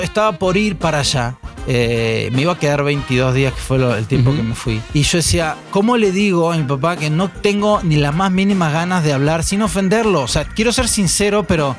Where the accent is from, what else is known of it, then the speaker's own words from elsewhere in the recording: Argentina; now in Mexico; yo yo me fui de Argentina